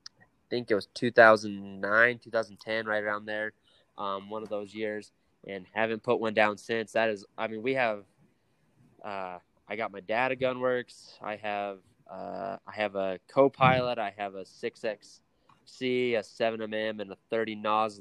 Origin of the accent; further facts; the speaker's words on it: Evanston, Wyoming, United States; I grew up here in Evanston, Wyoming